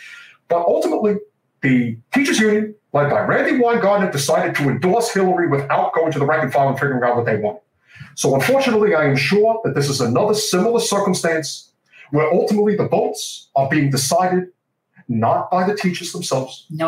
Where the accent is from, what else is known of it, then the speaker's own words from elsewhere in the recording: New York, United States; My home state of New York is going to be voting, as is the state of Florida.